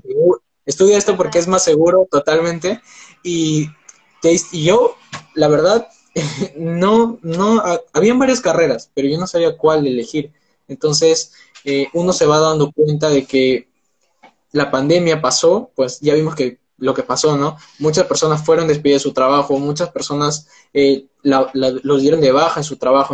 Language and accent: Spanish; Peru; tengo 19 años, soy de Perú